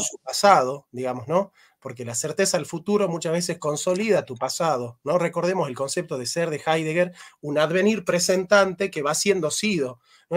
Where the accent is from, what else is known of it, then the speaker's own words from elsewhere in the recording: Argentina; nosotros los argentinos